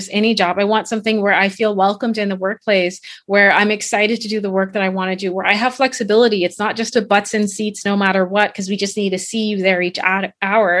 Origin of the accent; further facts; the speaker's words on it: Bahamas; moved away as an adult; also born or lived in Canada; I am originally from the Bahamas.